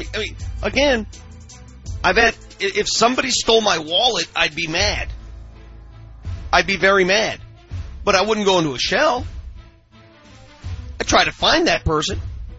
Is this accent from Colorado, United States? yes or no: yes; Denver, Colorado, United States; my experiences growing up in North Denver.